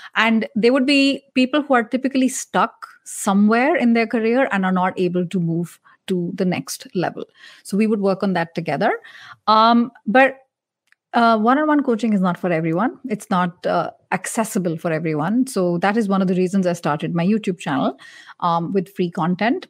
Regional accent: India; I'm Indian

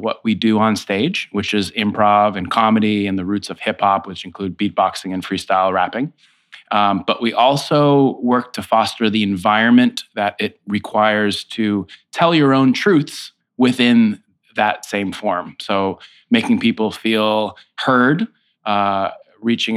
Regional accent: Foxborough, Massachusetts, United States; moved away as an adult; now in New York City, United States; I grew up in Foxborough, Massachusetts

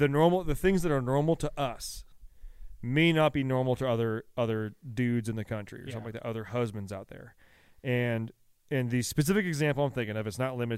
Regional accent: United States; Yeah. I'm like, I'm American.

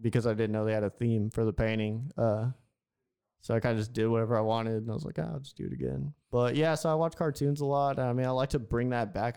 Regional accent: Houston, Texas, United States; I'm from Houston

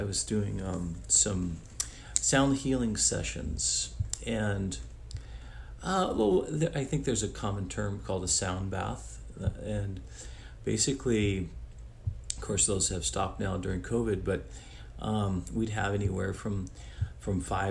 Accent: Italy; now in United States; I'm originally from Italy, but been in the United States for a long time

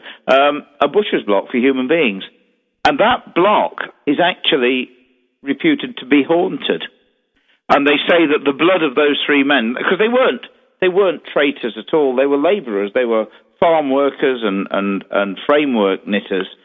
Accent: Derby, East Midlands, United Kingdom; In my hometown, of course, in Derby, where I obviously run Derby Jail

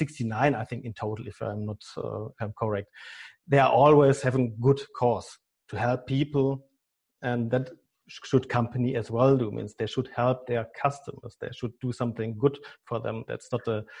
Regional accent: Germany; accent: German; English is a second language; my German accent

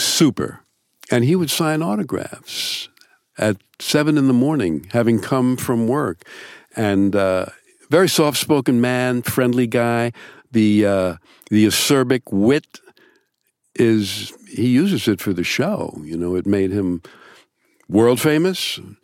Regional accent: New York, United States; I'm also from New York.

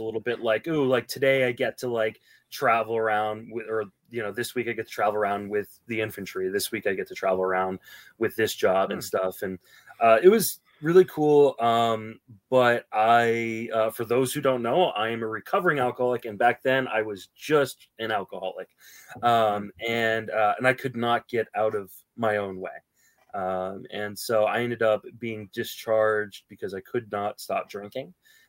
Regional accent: Virginia, United States; also born or lived in Washington, D.C. / Paris, France / London, England; I moved around quite a bit when I was young. So I was born in Washington, D.C., Georgetown University Hospital. Lived in Northern Virginia off and on with stops in Paris, France, London, England.

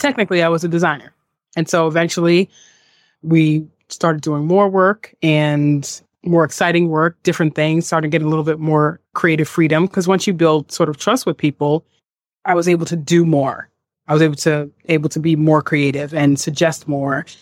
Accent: New York City, New York, United States; also born or lived in San Diego; I'm from Staten Island, New York. I grew up in the neighborhood of Mariners Harbor on Staten Island

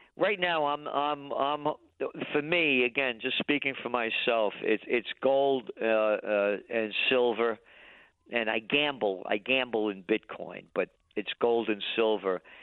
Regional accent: New York City, New York, United States; born in the Bronx

